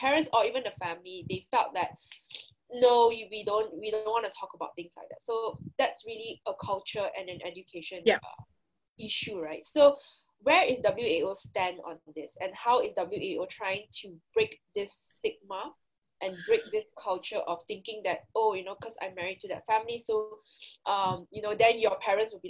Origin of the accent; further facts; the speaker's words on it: Malaysia; we as Malaysian